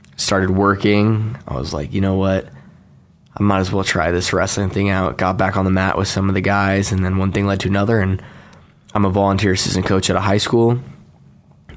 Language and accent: English; Billings, Montana, United States; moved away as an adult; now in Boise, United States; I come from actually the only city in Montana, Billings.